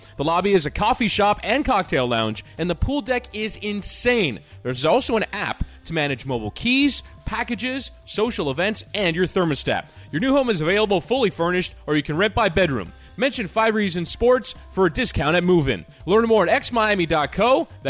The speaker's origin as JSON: {"language": "English", "town": "Miami", "region": "Florida", "country": "United States", "said": "Miami's not for everyone and I'm from Miami, whatever the phrase was."}